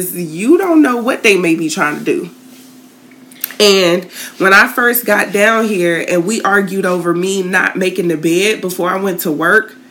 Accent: Tallahassee, Florida, United States; moved away as an adult; now in St. Petersburg, United States; moved from my hometown down to originally St. Pete

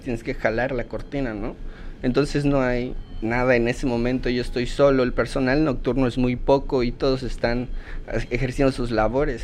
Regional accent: Yucatán, Mexico; soy yucateco orgullosamente

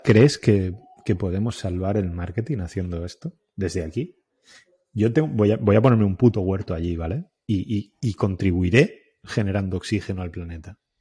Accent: Alicante, Valencian Community, Spain; now in El Masnou, Spain; soy de Alicante

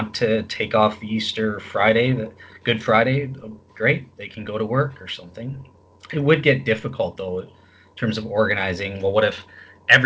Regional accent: Canada; I'm a Canadian

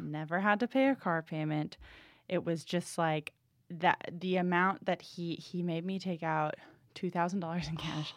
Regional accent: New England, United States; I'm from New England

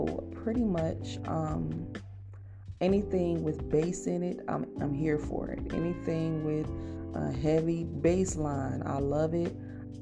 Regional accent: Cleveland, Ohio, United States; moved away as an adult; also born or lived in Alabama; I'm from Cleveland

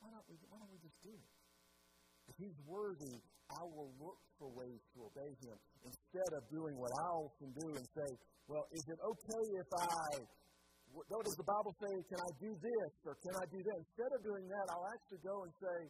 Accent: United States; I'm an American

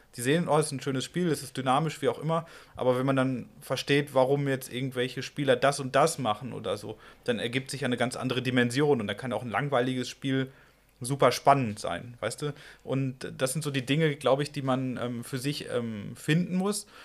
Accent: Iserlohn, North Rhine-Westphalia, Germany; now in Dresden, Germany; relativ nah an meinem Heimatort, Iserlohn Hennen

